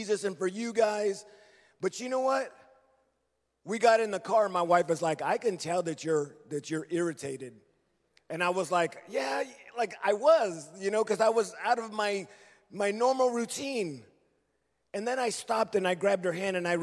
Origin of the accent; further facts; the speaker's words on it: Los Angeles, California, United States; I grew up in Los Angeles